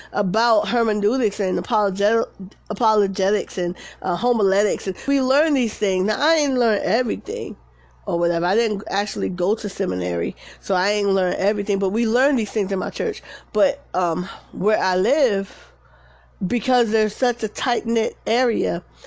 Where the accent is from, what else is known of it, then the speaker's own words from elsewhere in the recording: Paterson, United States; moved away; I'm from Patterson, you know, fair east side